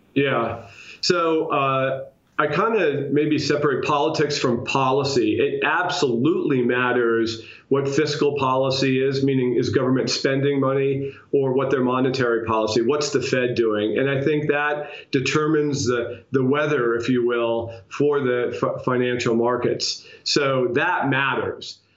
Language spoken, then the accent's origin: English; New York, United States; as a New Yorker